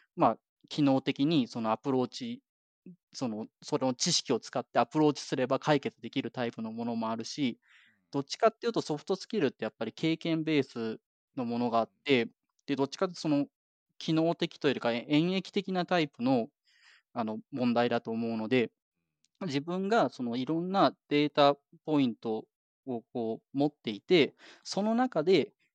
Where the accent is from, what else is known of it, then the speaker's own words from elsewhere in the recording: Japan; moved away as an adult; now in Canada; 日本で生まれ育ってる